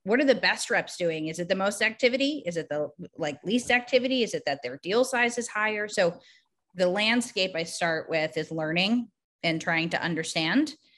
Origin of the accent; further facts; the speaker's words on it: Boston, Massachusetts, United States; also born or lived in New York City; I grew up in Boston.